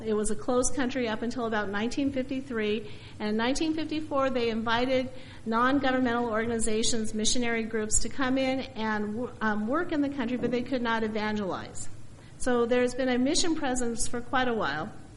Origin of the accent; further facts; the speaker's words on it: Spokane, Washington, United States; growing up in Spokane